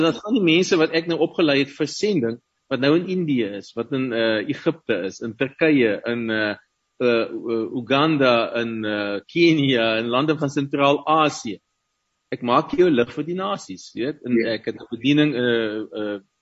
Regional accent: Paarl, Western Cape, South Africa; first language Afrikaans; moved away as an adult; also born or lived in Stellenbosch / Ukraine; Ek het ek het in die Parel groot geword

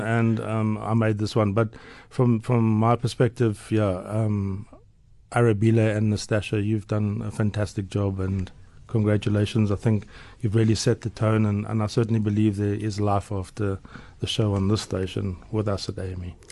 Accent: Port Elizabeth, Eastern Cape, South Africa; moved away as an adult; now in Johannesburg, South Africa; growing up in Port Elizabeth

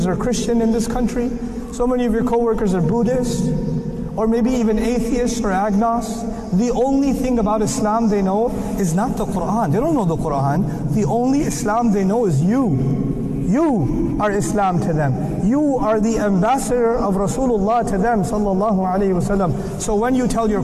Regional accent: United States; I'm American

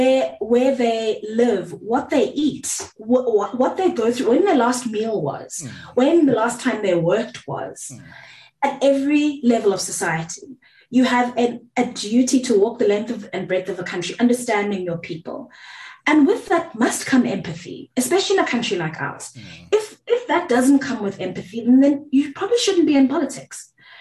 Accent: South Africa; first language Zulu; English is a second language; IsiZulu is my mother tongue, but I'm not going to performatively speak it for you

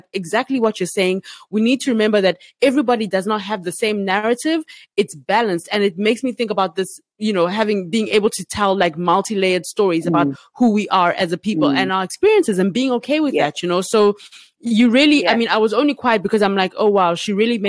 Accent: South Africa; moved away as an adult; also born or lived in Uganda; now in Ghana; being Ugandan, growing up in South Africa and living in South Africa and now being in Ghana

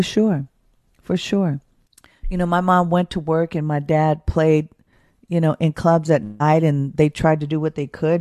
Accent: Oakland, California, United States; born and raised in Oakland, California

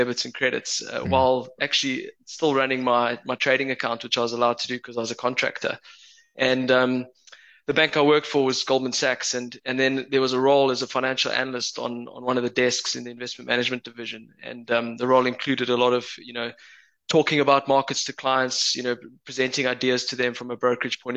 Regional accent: Johannesburg, Gauteng, South Africa; accent: Joburg; moved away as an adult; now in United Kingdom; my Joburg accent.

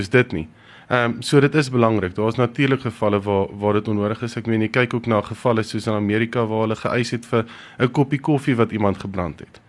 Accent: Pretoria, Gauteng, South Africa; ek kom van Mille Park af

